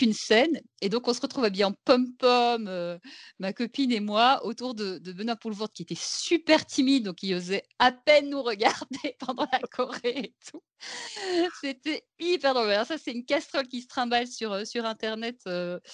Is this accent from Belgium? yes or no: yes; Belgium; je viens de Belgique